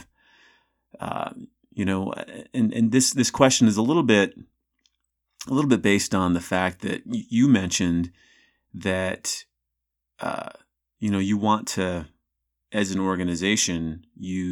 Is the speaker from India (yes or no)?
no; Salt Lake City, Utah, United States; I'm from the Intermountain West in Salt Lake City